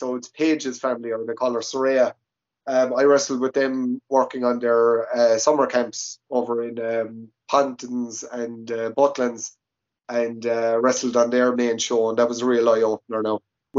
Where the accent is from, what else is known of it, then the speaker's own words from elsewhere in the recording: Limerick, Munster, Ireland; moved away as an adult; also born or lived in United Arab Emirates; They did a show in Limerick. That was my first show in my hometown.